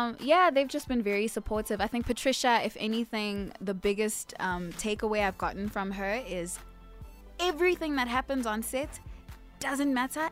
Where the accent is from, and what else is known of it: South Africa